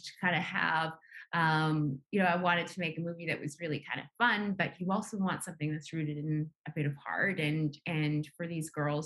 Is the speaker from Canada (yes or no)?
yes; Nunavut, Canada; growing up in Nunavut